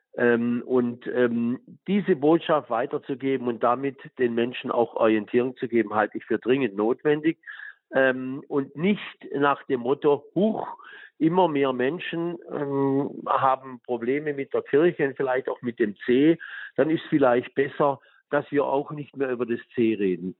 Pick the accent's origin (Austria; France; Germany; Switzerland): Germany; Tuttlingen, Baden-Württemberg; meiner Heimat in Tuttlingen